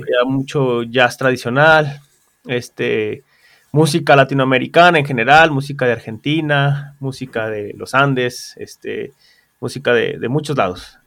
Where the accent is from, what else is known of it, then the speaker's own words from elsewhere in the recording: San Luis Potosí, Mexico; also born or lived in New York; yo soy de aquí de San Luis